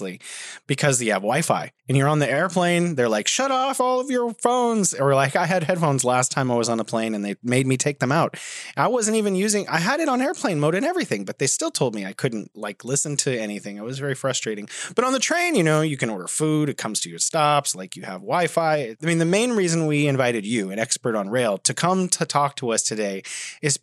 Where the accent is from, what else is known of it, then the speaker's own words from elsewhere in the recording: United States; I'm an American